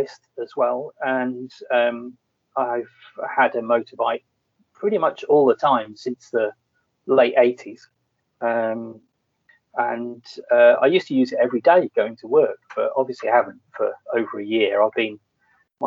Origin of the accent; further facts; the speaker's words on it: Leeds, Yorkshire and the Humber, United Kingdom; also born or lived in near London; I grew up in Yorkshire. Leeds. I was actually sort of born near London, and then at a very early age, in the early 70s, we moved up to Leeds.